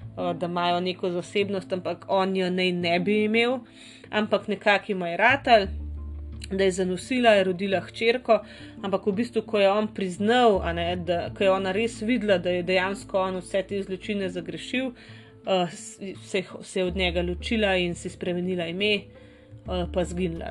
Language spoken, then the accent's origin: Slovenian; Slovenia; v tej naši Sloveniji